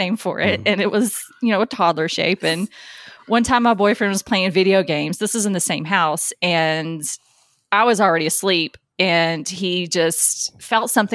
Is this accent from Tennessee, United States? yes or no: yes; near Adams, Tennessee, United States; born or raised there